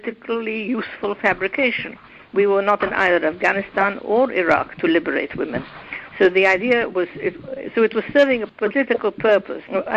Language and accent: English; Egypt; moved away; when I was growing up in Egypt